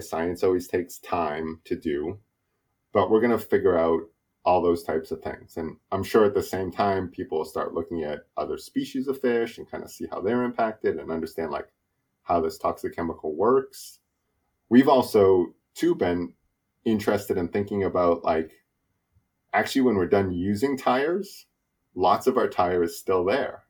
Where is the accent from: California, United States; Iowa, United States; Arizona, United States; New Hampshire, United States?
New Hampshire, United States; now in Washington, United States; I grew up in New Hampshire, so I'm, I'm from New England